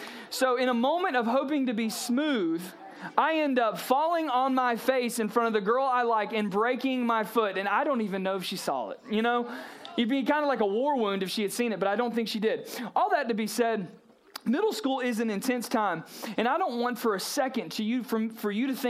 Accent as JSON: {"language": "English", "region": "South Georgia", "country": "United States", "tie": "born or raised there", "said": "I grew up in South Georgia, Brooks County Middle School"}